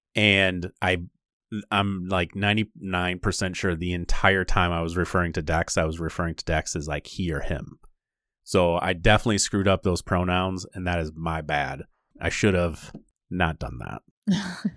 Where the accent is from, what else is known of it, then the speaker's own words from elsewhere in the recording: Michigan, United States; we're from Michigan. So our podcast is primarily based in, like, the Michigan area